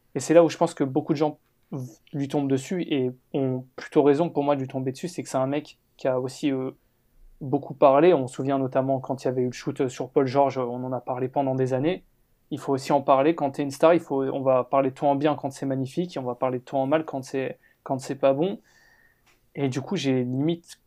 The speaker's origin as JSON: {"language": "French", "country": "France", "said": "nous en tant que Français"}